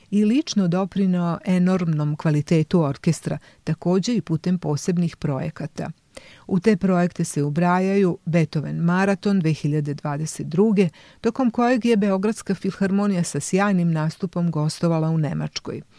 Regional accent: Serbia; kod nas u Srbiji

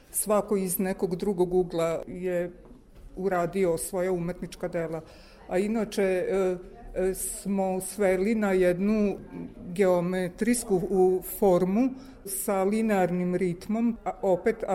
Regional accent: Novi Sad, Vojvodina, Serbia; mi smo iz Novog Sada

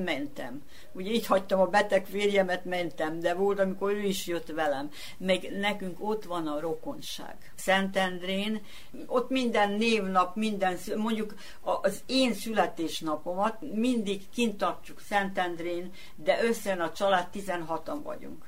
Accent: Sombor, Vojvodina, Serbia; also born or lived in Budapest; itt születtem

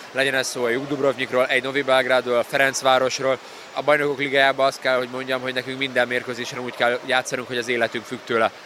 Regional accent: Hungary; magyar emberként azért, eh, meg magyarként

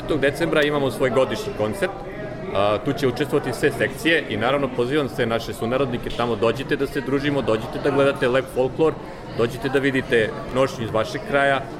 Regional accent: Petrovac na Mlavi, Central Serbia, Serbia; now in Vienna, Austria; rodom sam iz Petrovca na Mlavi, tačnije selo Ranovac.

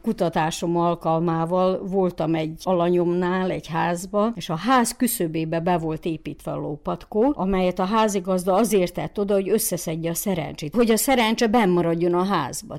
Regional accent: Muzhiievo, Zakarpattia Oblast, Ukraine; maradjunk a muzsiai területünkön, szülőfalunkba

